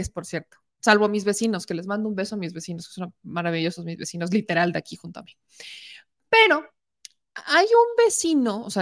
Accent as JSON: {"language": "Spanish", "country": "Mexico", "said": "Si de por sí somos mexicanos, vamos a memear todo."}